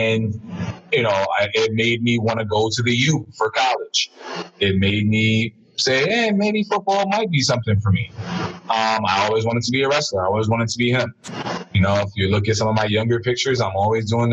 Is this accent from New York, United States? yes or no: yes; New York City, New York, United States; I'm from the Heights